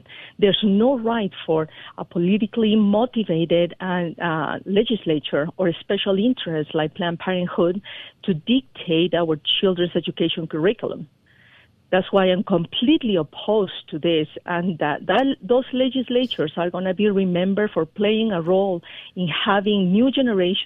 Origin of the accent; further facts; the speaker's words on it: Peru; moved away as an adult; now in Colorado, United States; I was born in Peru